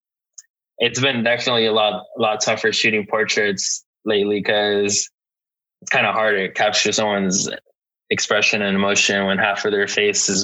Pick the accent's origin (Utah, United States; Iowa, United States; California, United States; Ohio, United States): California, United States; Lynwood; Linwood is like the small city that I grew up in. It's a small city in LA, right next to Compton